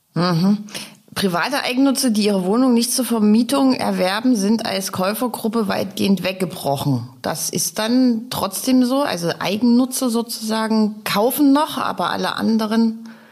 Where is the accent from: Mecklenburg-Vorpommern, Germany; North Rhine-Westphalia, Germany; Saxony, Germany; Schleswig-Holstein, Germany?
Saxony, Germany; Dresden; meine Heimatstadt